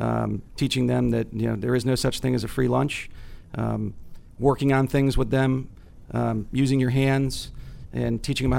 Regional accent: Northern Virginia, United States; also born or lived in Connecticut; I was born in Connecticut. We moved to Northern Virginia

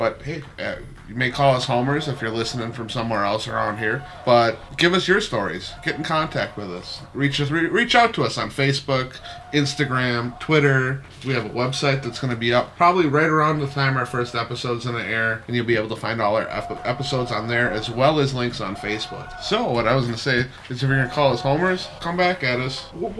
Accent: Milwaukee, Wisconsin, United States; We are from Milwaukee

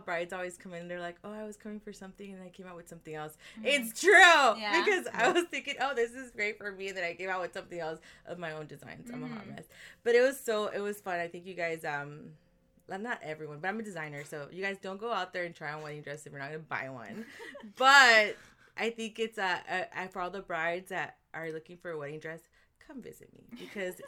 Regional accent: Compton, California, United States; also born or lived in Downey, California; I grew up in Compton, but I went to school here in Downey

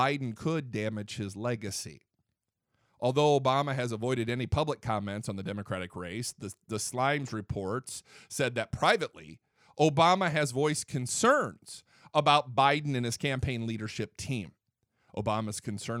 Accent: Fort Wayne, Indiana, United States; I'm from Fort Wayne, Indiana, Northeast Indiana

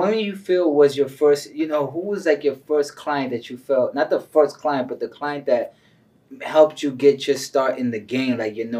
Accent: New York, United States; moved away; also born or lived in New Jersey / Tampa, Florida; I grew up in New York and then went to Jersey and then my family moved to Florida.

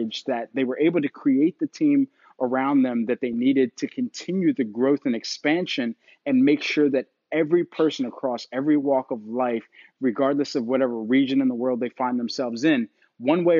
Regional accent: Philadelphia, Pennsylvania, United States; I'm from Philadelphia

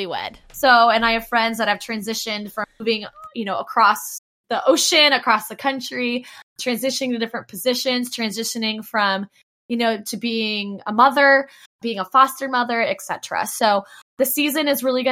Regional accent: Dayton, Ohio, United States; moved away as an adult; now in Orlando, United States; I'm originally from Dayton, Ohio, and was brought to Orlando

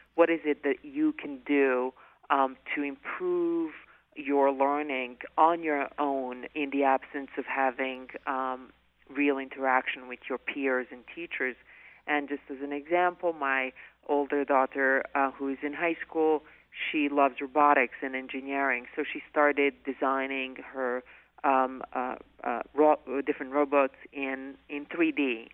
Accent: Bosnia & Herzegovina; born or raised there; moved away as an adult; now in United States

